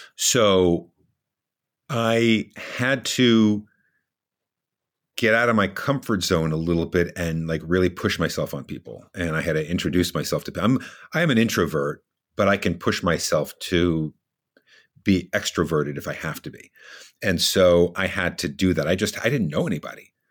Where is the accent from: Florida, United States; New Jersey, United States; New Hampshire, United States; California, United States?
New Jersey, United States; moved away as an adult; also born or lived in Brooklyn, New York; now in Washington, United States; I actually grew up in New Jersey.